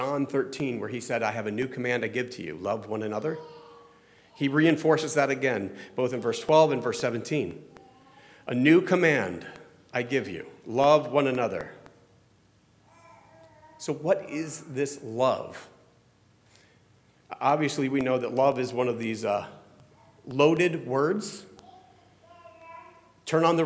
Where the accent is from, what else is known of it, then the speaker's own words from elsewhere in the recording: Florida, United States; also born or lived in Ohio; now in New Jersey, United States; I grew up in Florida